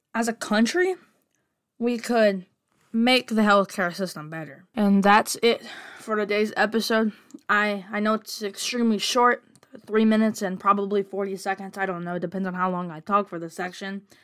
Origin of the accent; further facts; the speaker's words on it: United States; I'm American